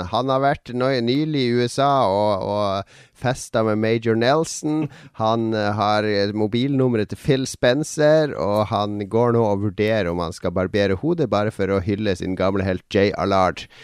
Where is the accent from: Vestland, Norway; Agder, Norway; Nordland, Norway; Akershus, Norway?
Vestland, Norway; Bergen; Jeg, jeg, jeg er ikke fra Norge, jeg er fra Bergen.